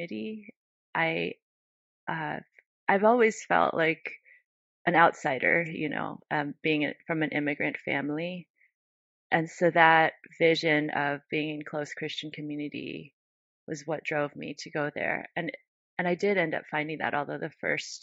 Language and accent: English; United States; growing up in the United States